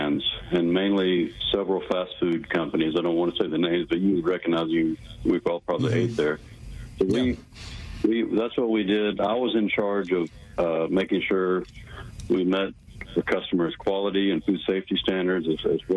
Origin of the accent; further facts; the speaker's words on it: Wichita Falls, Texas, United States; moved away as an adult; also born or lived in Florida / China; I'm originally from Wichita Falls, Texas, just right down the road here in Dallas-Fort Worth. I grew up there.